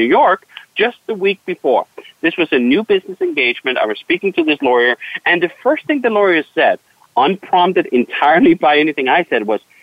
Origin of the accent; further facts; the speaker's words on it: Denmark; moved away; I'm from Denmark originally